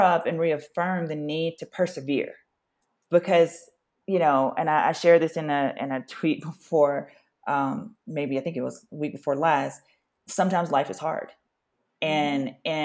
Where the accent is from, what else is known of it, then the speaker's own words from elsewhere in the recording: Louisiana, United States; as a Black person growing up in the South in Louisiana